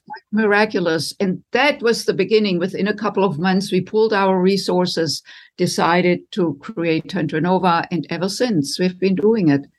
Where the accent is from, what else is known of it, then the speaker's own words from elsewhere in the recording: Germany; moved away as an adult; now in United States; I was raised in Germany and came to the United States in my late twenties to do postgraduate work in music